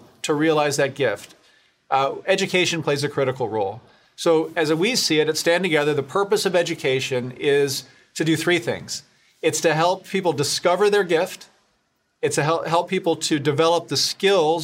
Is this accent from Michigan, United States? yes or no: yes; Grand Rapids, Michigan, United States; I was from Grand Rapids. I benefited from this kind of an education from a great program in Grand Rapids, Stepping